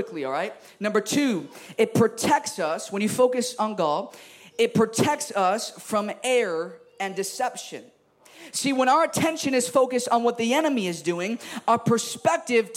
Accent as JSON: {"language": "English", "town": "Chicago", "region": "Illinois", "country": "United States", "said": "I'm from Chicago"}